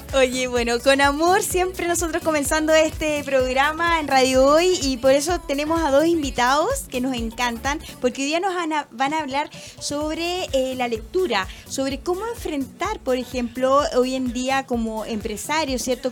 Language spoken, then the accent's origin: Spanish; Chile; nuestro país